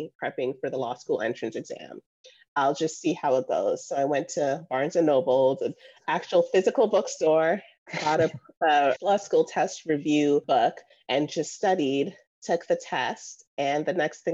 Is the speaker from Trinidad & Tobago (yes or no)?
no; Jamaica; moved away; also born or lived in Florida / Georgia; I was born in Jamaica